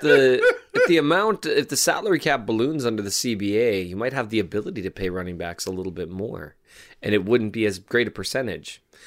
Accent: Valley City, North Dakota, United States; is from Valley City, my hometown

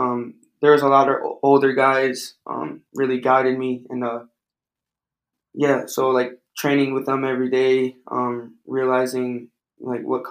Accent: Detroit, Michigan, United States; I was some kid from Detroit that played at junior college

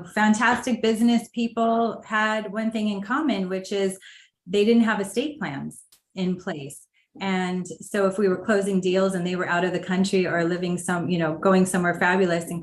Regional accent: Los Angeles, California, United States; I am originally from Los Angeles, so grew up in Los Angeles

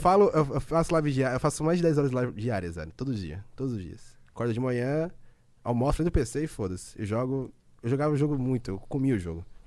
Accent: Londrina, Paraná, Brazil; also born or lived in Curitiba; now in São Paulo, Brazil; Nasci em Londrina, né? Norte do Paraná. Aí eu tenho. Eu falo porta, porteira, portão

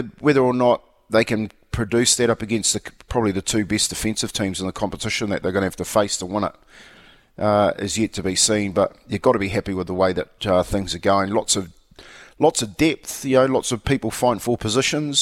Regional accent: Australia; now in New Zealand; being an Aussie

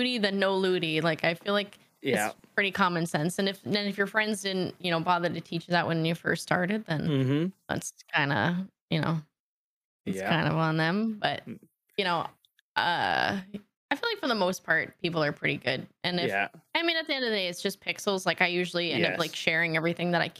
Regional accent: Canada; Being Canadian

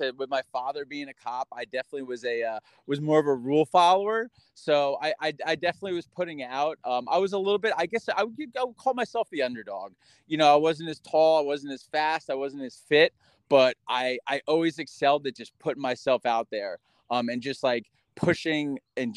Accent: Mahwah, New Jersey, United States; moved away as an adult; now in New York State, United States; I grew up in Mahwah

